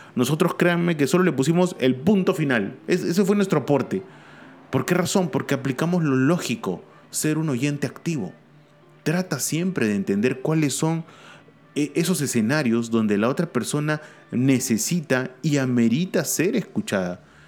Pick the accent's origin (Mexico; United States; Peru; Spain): Peru; mi país, Perú.